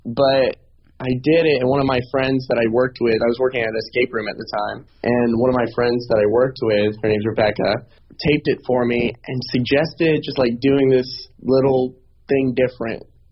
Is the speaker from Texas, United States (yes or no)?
no; Augusta, Georgia, United States; also born or lived in Atlanta, Georgia; I'm from Augusta, Georgia, originally